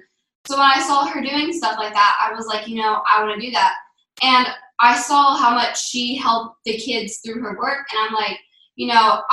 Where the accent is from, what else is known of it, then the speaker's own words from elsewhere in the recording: Wellington, Florida, United States; I'm 11 years old, and I'm from Wellington, Florida.